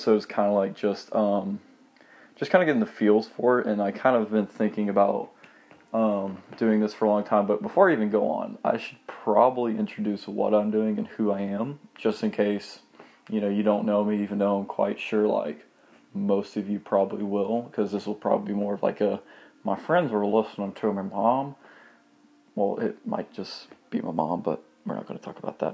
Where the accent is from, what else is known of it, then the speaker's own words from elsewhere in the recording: Monroe, Georgia, United States; Also from the small town called Monroe.